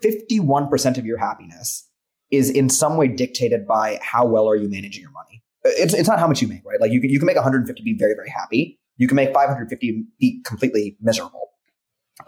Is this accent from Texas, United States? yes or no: yes; Dallas, Texas, United States; moved away; I come from Dallas, Texas